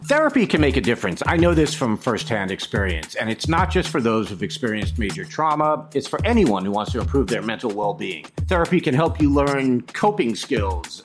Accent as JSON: {"language": "English", "country": "United States", "said": "As an American"}